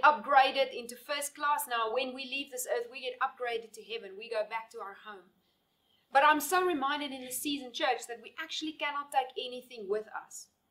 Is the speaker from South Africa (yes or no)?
yes; South Africa; now in Namibia; I'm living here in Namibia now, but my passport still says that I'm a South African citizen.